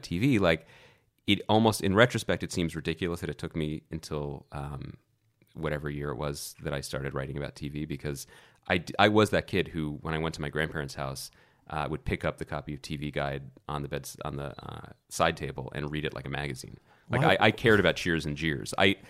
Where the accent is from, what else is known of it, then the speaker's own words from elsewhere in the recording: Philadelphia, Pennsylvania, United States; also born or lived in Wilkes-Barre; Which is northeast Pennsylvania. And then I moved to Philadelphia when I was one.